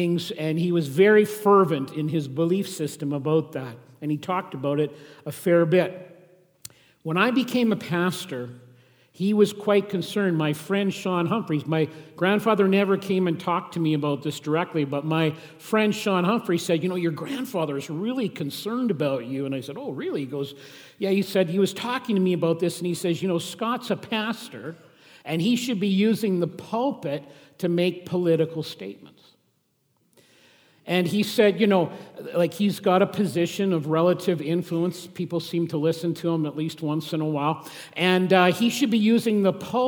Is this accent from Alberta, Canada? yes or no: no; Saskatchewan, Canada; I grew up in Saskatchewan